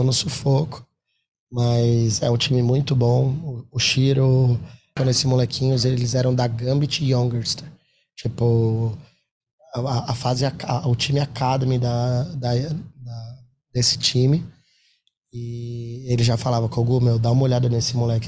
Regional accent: Brazil; a gente é brasileiro

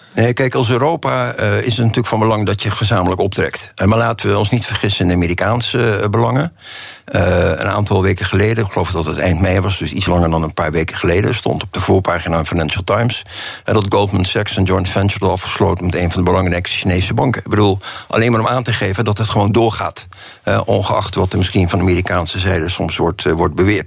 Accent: Netherlands

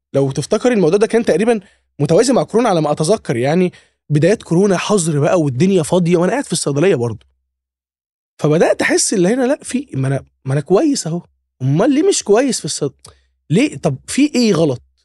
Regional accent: Alexandria, Alexandria Governorate, Egypt; انا من اسكندريه محافظه في مصر يعني فكان جيشي برضو في اسكندريه

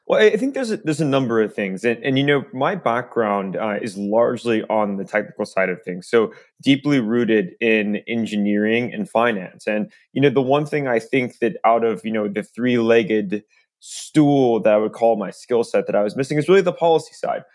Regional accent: Tulsa, Oklahoma, United States; moved away; I grew up in Tulsa

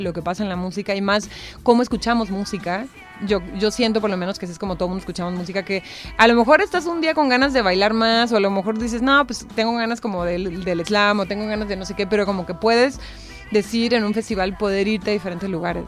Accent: Tijuana, Baja California, Mexico; accent: norteño; also born or lived in Argentina; now in Mexico City, Mexico; soy de Tijuana, soy del norte

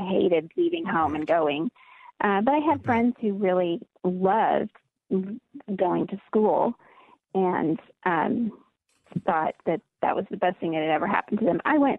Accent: Mali; I grew up in Mali, West Africa, which is most of Mali is Sahara Desert.

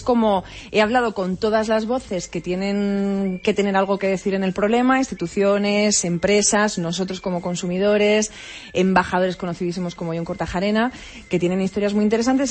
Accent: Almería, Andalusia, Spain; yo soy de playa, soy de mar, soy de Almería

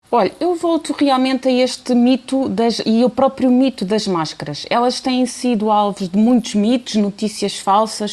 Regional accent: Portugal

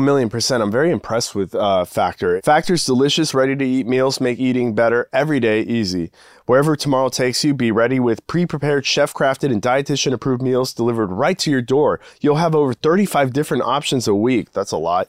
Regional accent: Texas, United States; I grew up in Texas

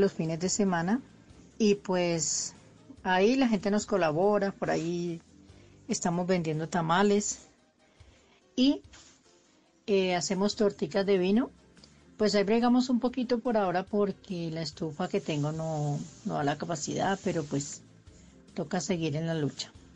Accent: Huila, Colombia; Mi esposo es tolimense, yo soy huilense

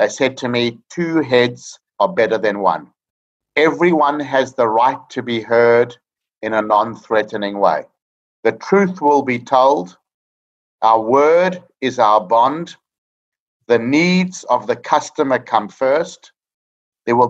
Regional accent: South Africa; moved away as an adult; now in Australia; I'm a South African chartered accountant living in Australia for the past 25 years

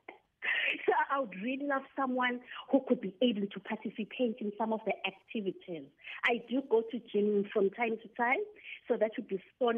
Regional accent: Durban, KwaZulu-Natal, South Africa; I'm from Durban. From Durban

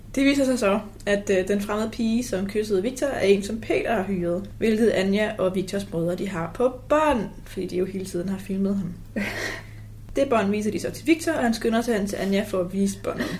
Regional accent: North Zealand, Capital Region of Denmark, Denmark

